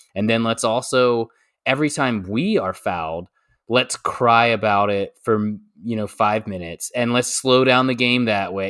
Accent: United States; as an American

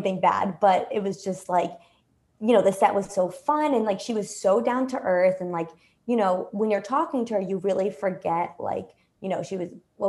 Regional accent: New York City, New York, United States; oh, I'm from Brooklyn.

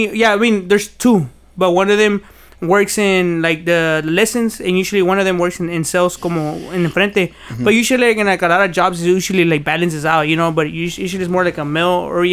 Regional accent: Rio Grande Valley, Texas, United States; born or raised there; also born or lived in Fresno, California

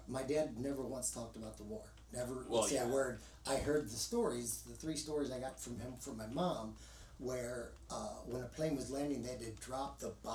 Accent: Boone County, northern Kentucky, United States; moved away; But when I was growing up, I grew up in Kentucky

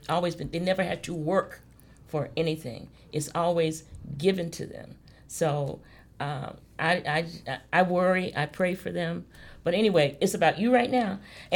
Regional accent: Mississippi, United States; growing up in Mississippi

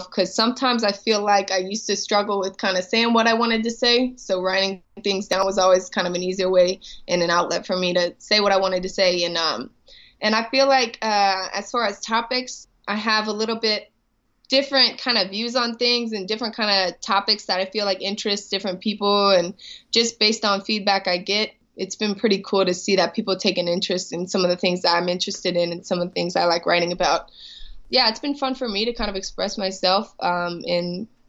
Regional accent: St. Louis, Missouri, United States; growing up in St. Louis

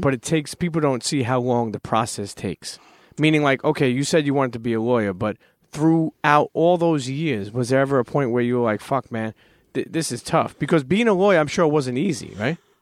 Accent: New York City, New York, United States; I'm a Brooklyn kid

